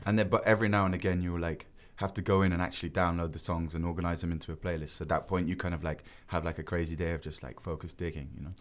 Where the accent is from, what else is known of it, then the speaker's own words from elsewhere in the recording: England, United Kingdom; now in Korea; I'm still English